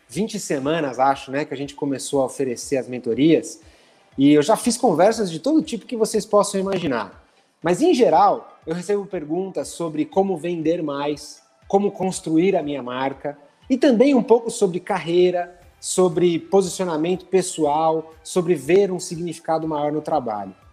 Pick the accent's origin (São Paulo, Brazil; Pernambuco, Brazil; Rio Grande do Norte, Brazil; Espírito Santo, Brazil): São Paulo, Brazil; Eu sou de São Paulo e eu estou à frente do marketing do McDonald's hoje